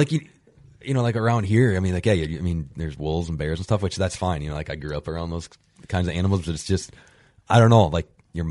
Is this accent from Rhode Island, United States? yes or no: no; Eau Claire, Wisconsin, United States; my hometown is just, which is Eau Claire, is right there by the Liney Lodge.